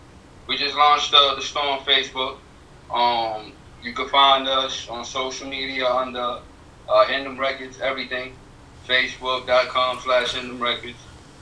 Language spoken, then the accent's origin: English; New York City, New York, United States; now in Highlands County, Florida, United States; But I'm from the Bronx, originally.